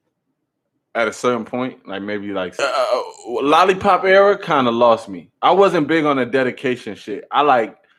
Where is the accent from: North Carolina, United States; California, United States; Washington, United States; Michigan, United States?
North Carolina, United States; Charlotte; I'm from Charlotte